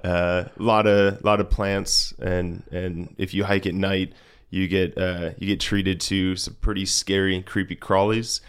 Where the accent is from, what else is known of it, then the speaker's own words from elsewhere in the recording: Rochester Hills, Michigan, United States; moved away as an adult; also born or lived in Hancock, Michigan; I'm from downstate Michigan, so Rochester Hills. It's a suburb of Detroit, about forty-five minutes north of there